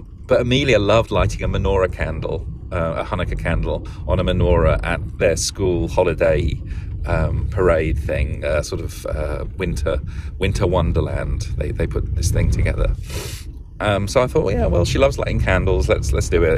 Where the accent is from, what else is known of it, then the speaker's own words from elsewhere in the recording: London, United Kingdom; moved away as an adult; now in United States; being British